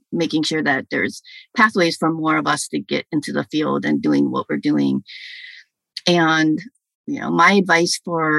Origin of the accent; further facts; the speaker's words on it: Minnesota, United States; So for us being Korean, you know, I grew up in Minnesota.